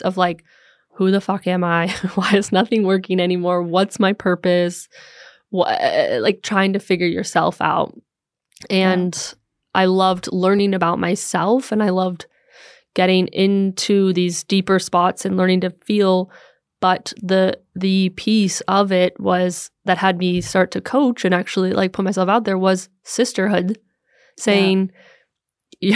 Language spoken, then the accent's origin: English; United States; moved away as an adult; also born or lived in Los Angeles; now in Copenhagen, Denmark; I'm an American living here in, in Copenhagen now since 2018